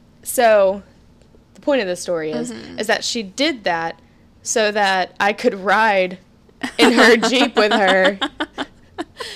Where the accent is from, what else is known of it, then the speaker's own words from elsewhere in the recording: Louisiana, United States; moved away; we're from the South. Mm-hmm. So, like Louisiana.